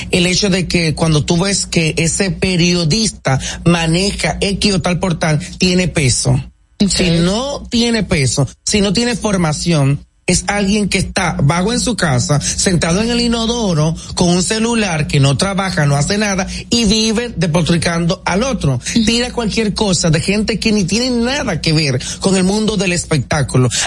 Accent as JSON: {"language": "Spanish", "region": "San Pedro de Macorís", "country": "Dominican Republic", "moved": "as an adult", "lives_now": "Santo Domingo, Dominican Republic", "said": "Yo vengo de San Pedro de Macorís, la Sultana del Este"}